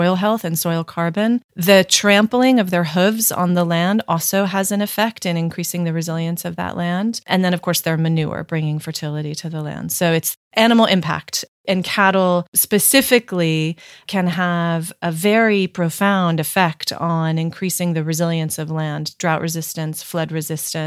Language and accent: English; New York City, New York, United States; I was born and raised in New York City and had really no exposure to farming or food production.